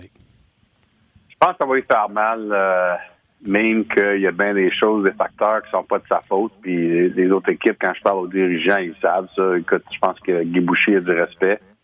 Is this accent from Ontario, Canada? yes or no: yes; Hearst, Ontario, Canada; on vient de Hirsch les deux